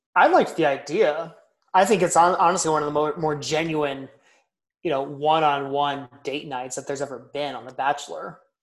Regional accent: Southern California, United States; moved away; we're both from Southern California originally.

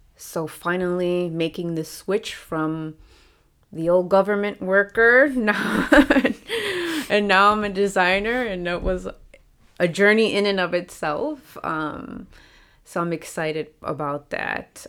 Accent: Carpentersville, Illinois, United States; moved away as an adult; also born or lived in Dessau / New York; now in Germany; I was in my hometown, Carpentersville, Elgin area

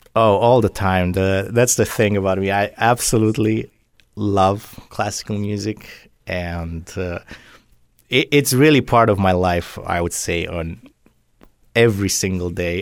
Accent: Drobeta-Turnu Severin, Mehedinți County, Romania; also born or lived in Philadelphia, United States; now in Southwest Florida, United States; I was born in a town on the Danube in Romania. This is in the southwest. Uh, it's called Roberta Turnu uh, Severin

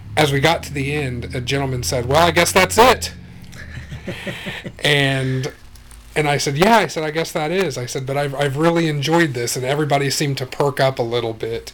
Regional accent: Wichita, Kansas, United States; now in Hastings, United States; I grew up in Wichita, Kansas

